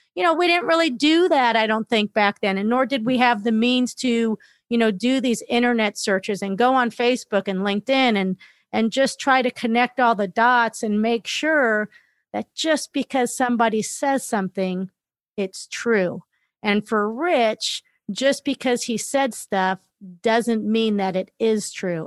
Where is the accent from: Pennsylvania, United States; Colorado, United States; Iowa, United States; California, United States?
California, United States; Los Angeles; I grew up in Northridge, California